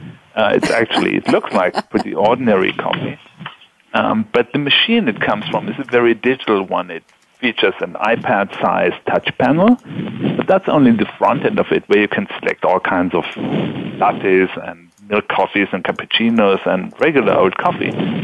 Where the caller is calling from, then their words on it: Walldorf, Baden-Württemberg, Germany; Yeah, I'm calling from Waldorf, Germany, SAP headquarters